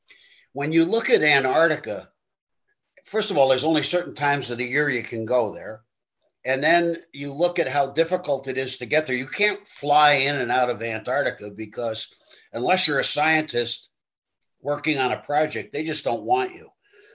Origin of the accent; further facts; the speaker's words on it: New York City, New York, United States; I grew up in New York City.